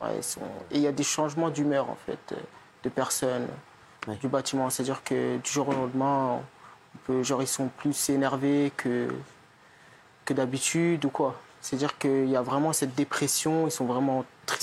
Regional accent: Fontenay, France; je suis né à Fontenay, c'est-à-dire que je suis là depuis 20 ans

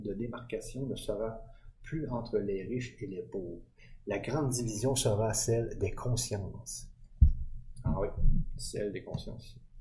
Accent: Quebec, Canada; Je suis du Québec

